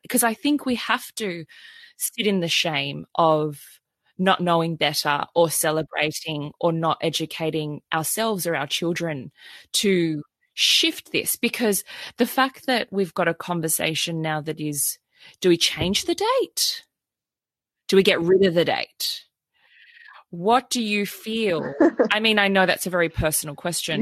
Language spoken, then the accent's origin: English; Sydney, New South Wales, Australia; growing up in Sydney, Australia, it was even in my education through primary school, through high